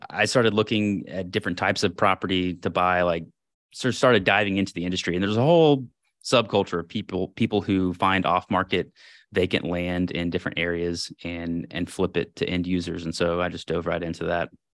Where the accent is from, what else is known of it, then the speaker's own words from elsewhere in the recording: Houston, Texas, United States; moved away as an adult; I was born in Houston, grew up there, family there.